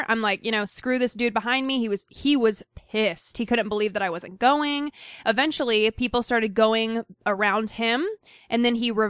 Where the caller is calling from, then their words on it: Pennsylvania, United States; The reason I don't have a Boston accent, thank God, is because I'm from Pennsylvania.